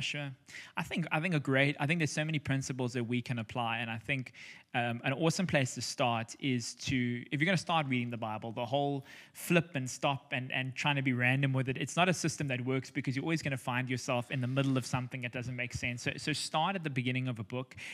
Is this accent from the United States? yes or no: no; South Africa; also born or lived in Cape Town; we're South African, we're living in Cape Town